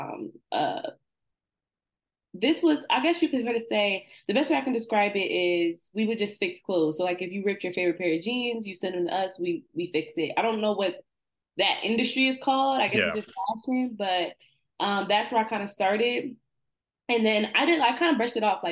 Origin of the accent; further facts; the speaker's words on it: Trenton, New Jersey, United States; my hometown is Trenton, New Jersey